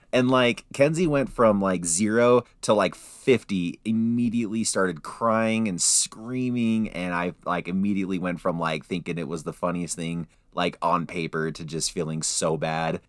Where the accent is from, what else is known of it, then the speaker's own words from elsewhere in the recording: Salt Lake City, Utah, United States; when I was growing up in Salt Lake City